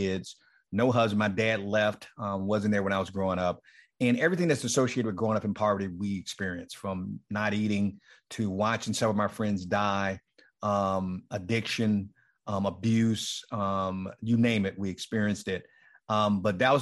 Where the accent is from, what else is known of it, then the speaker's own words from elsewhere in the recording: Miami, Florida, United States; moved away as an adult; also born or lived in East Tennessee; now in Tennessee, United States; I'm from Miami, Florida